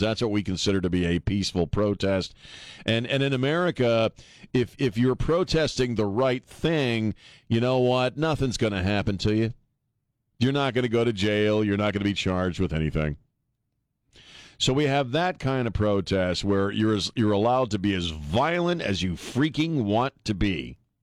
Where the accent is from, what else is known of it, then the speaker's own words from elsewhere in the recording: Maryland, United States; moved away as an adult; also born or lived in Colorado / Los Angeles; now in San Antonio, United States; I grew up mostly in Maryland